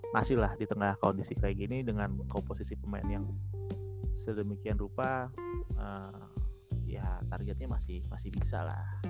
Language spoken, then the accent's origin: Indonesian; Jakarta, Indonesia; sebagai warga Jakarta dulu nih kami